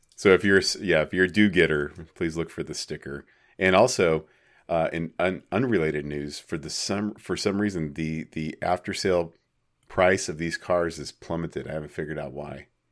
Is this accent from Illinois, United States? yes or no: no; small town Arizona, United States; Apache Junction or my hometown or any small town Arizona